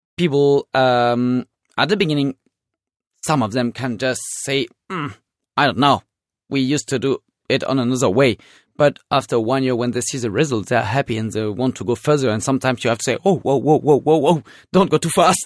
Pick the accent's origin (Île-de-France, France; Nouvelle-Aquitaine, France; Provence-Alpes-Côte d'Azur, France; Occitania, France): Provence-Alpes-Côte d'Azur, France; Orange; English is a second language; moved away as an adult; also born or lived in Turkey; I was born in Rhone Valley, in South Rhone Valley, in Orange